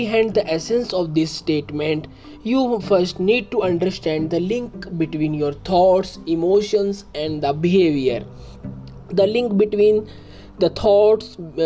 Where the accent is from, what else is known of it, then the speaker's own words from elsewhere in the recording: India; I am from India